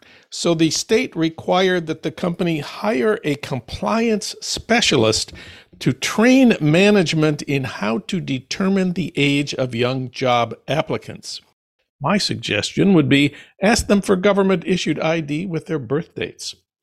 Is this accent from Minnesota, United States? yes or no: yes; Saint Paul, Minnesota, United States; news from my hometown of St. Paul